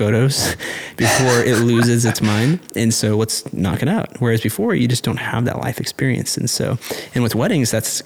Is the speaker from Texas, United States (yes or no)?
yes; Austin, Texas, United States; also born or lived in Arlington, Texas; now in Fort Worth, United States; I grew up in Austin